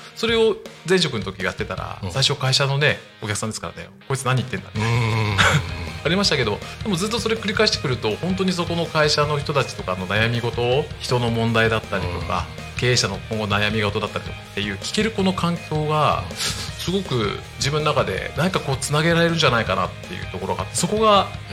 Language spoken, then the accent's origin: Japanese; Sakura, Chiba, Japan; 出身はですねあの千葉県の私佐倉市に、えー、もう生まれも育ちもずっとなんですけど43年間えー、おりまして